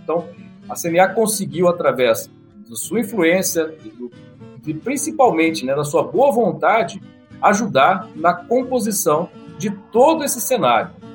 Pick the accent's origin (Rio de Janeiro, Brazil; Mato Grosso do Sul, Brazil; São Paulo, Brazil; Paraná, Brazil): São Paulo, Brazil; Catanduva; now in Uberlândia, Brazil; Eu estou em Uberlândia, eu sou natural de Catanduva, interior de São Paulo